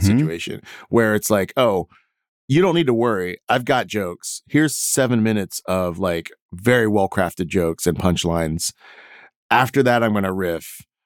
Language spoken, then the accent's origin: English; Houston, Texas, United States; I grew up in Houston